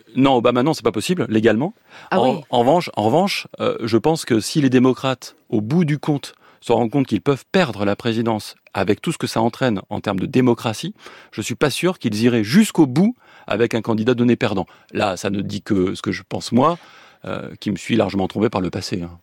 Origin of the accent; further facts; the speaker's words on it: Nancy, Grand Est, France; je suis né à Nancy